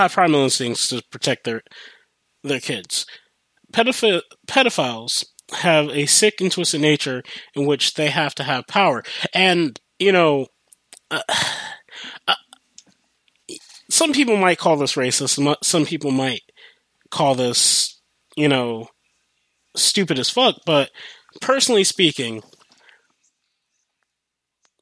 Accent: United States; I grew up in America

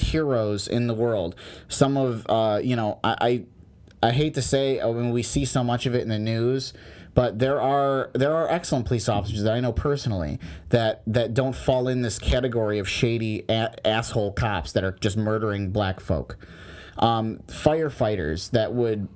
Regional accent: United States; I'm American

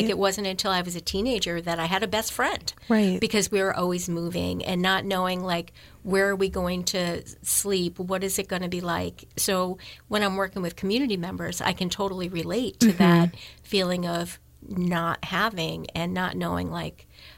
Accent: Troy, New York, United States; also born or lived in Texas / Arizona / Tennessee; So I was born in Troy, New York. The first 5 to 10 years, I was in the Rensselaer, New York area. And then my parents moved to Texas and Arizona and Tennessee.

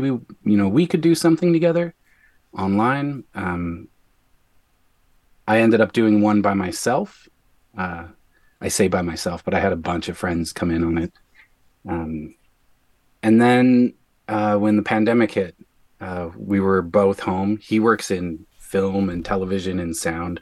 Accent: Newfoundland and Labrador, Canada; moved away as an adult; now in Winnipeg, Canada; I am from Newfoundland. I moved here in 2001

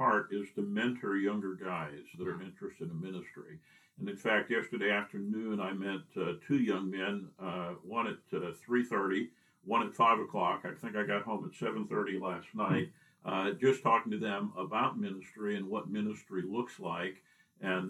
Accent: Binghamton, New York, United States; moved away as an adult; also born or lived in Carrollton, Ohio; I was born in New York State, central New York State, in the Binghamton area, and born into a Christian family

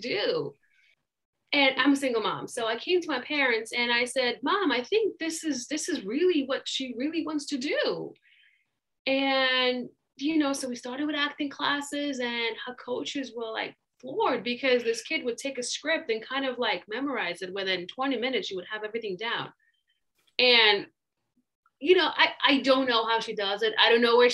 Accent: Russia; now in United States; I was born and raised in Russia, and my parents were immigrants

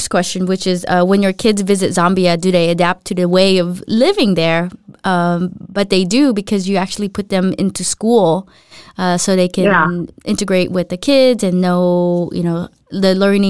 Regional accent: Philippines; moved away; when I went to the U.S. when I was younger from the Philippines, there was a big group of Filipinos or Filipinas that would hang out.

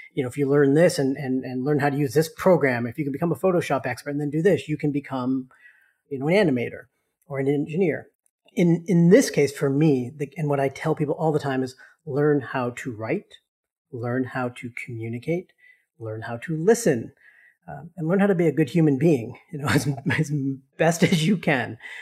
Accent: Boston, Massachusetts, United States; growing up in Boston

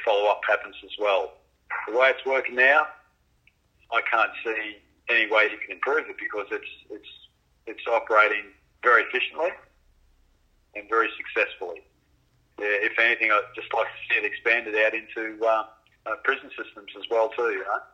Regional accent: Brisbane, Queensland, Australia; I grew up in Brisbane

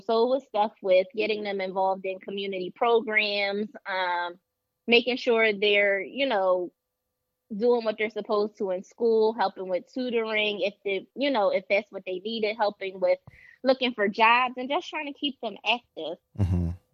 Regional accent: Philadelphia, Pennsylvania, United States; I am a Philadelphia native, born and raised in Philadelphia.

